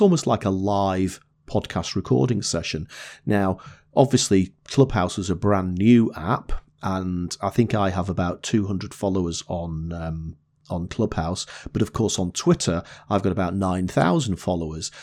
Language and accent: English; the north of England, United Kingdom; accent: Northern English; my Northern English accent